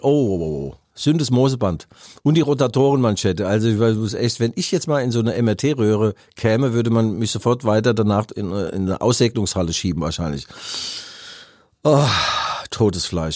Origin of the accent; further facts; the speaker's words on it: Mainz, Rhineland-Palatinate, Germany; ich komme aus Mainz